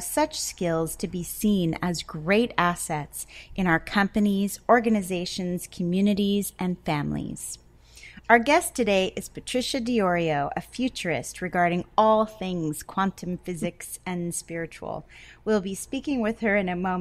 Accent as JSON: {"language": "English", "region": "Connecticut", "country": "United States", "moved": "yes", "said": "we're both from Connecticut"}